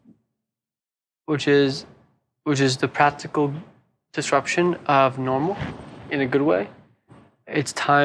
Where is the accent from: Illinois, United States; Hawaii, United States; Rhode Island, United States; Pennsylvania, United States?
Hawaii, United States; also born or lived in San Francisco, United States / Sydney, Australia; now in Byron Bay, Australia; I'm originally from Hawaii. It reminds me of my home, Hawaii.